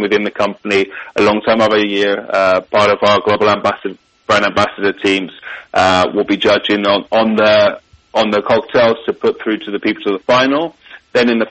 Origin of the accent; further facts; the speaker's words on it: London, United Kingdom; moved away as an adult; now in Madrid, Spain; I grew up in London and then moved to Spain when I was 26